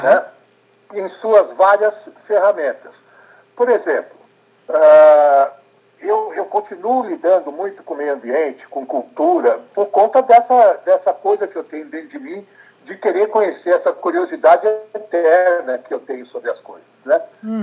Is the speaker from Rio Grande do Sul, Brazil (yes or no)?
no; São Paulo, Brazil; Eu nasci em São Paulo, eh, em 1948